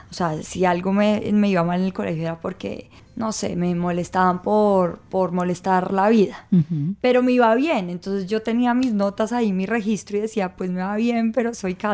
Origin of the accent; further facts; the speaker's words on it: Ibagué, Tolima, Colombia; born there; pues yo nací en Ibagué y mi otro hermano pequeño sí nace en Bogotá.